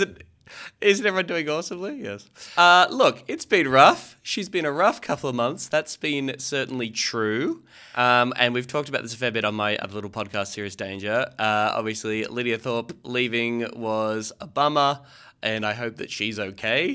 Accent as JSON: {"language": "English", "country": "Australia", "said": "as an Australian"}